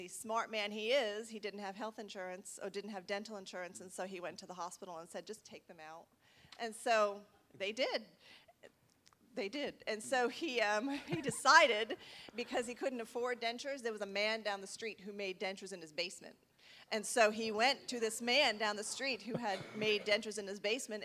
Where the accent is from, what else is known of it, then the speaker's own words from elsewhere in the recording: Rhode Island, United States; now in Texas, United States; I was born and raised in Rhode Island. I'm a little far from home